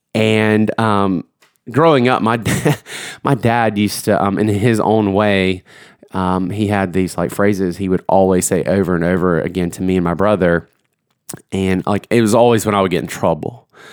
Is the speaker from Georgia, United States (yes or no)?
yes; Georgia, United States; moved away; I'm from Georgia originally